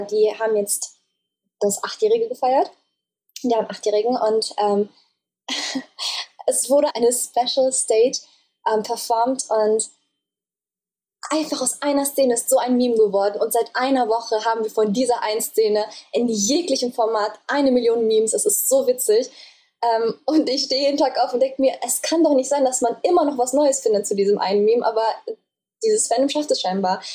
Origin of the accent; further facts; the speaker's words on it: Germany; ich komme aus Deutschland